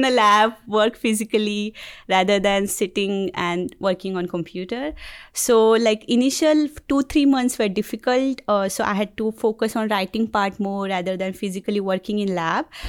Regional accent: Mumbai, Maharashtra, India; moved away as an adult; now in Auburn, United States; I'm from Mumbai, India

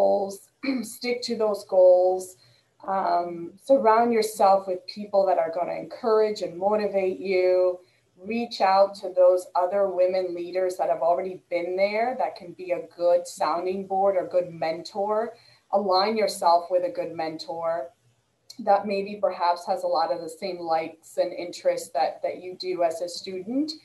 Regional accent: Boston, Massachusetts, United States; moved away; I'm originally from the Northeast and the Boston area. So we get great seafood up there.

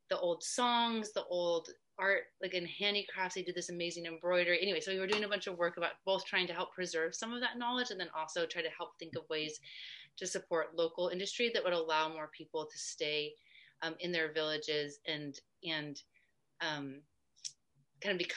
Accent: New Hampshire, United States; also born or lived in California / New Jersey / Kentucky; I was born in California, and then I lived in New Jersey and Kentucky, and then um, for a long time in New Hampshire. That's where I was when I went to high school.

